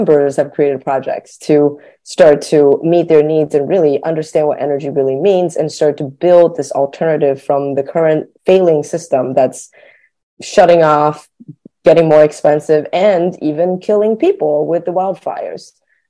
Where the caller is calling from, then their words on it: Berkeley, California, United States; I am calling in from California, very close to Daniel in Berkeley